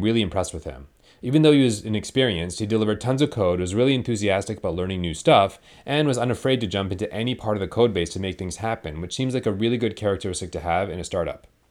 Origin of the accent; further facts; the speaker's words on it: Canada; We're both Canadian